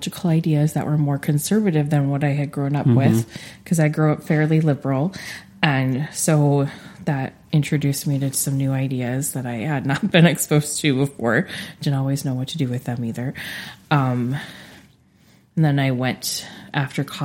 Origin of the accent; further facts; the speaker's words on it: Minneapolis, Minnesota, United States; I grew up in Minneapolis, the northeast part specifically